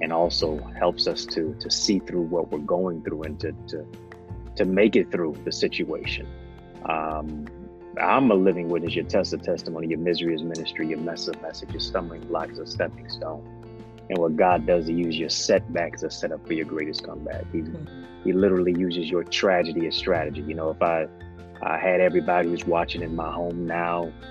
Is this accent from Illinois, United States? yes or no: no; Detroit, Michigan, United States; also born or lived in Kingston, Jamaica; I'm from Detroit. My hometown is Motown